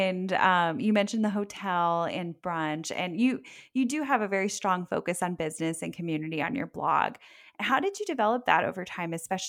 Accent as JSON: {"language": "English", "region": "South Florida", "country": "United States", "tie": "born or raised there", "said": "I grew up in South Florida. I went to school up in Central Florida"}